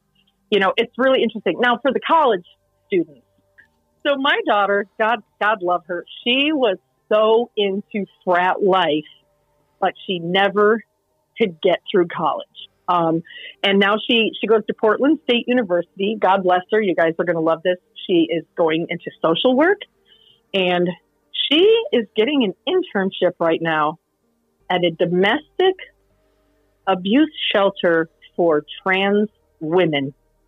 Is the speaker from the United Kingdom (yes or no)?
no; Guam; I'm from Guam, and my entire life, I've just wanted to go to New York City